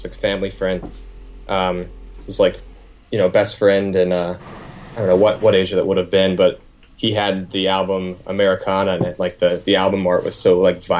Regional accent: Chillicothe, Ohio, United States; This is in Ohio, so I grew up in Ohio.

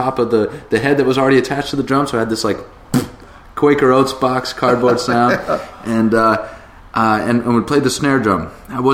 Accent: Cape Cod, Massachusetts, United States; I grew up on the Cape with Joel

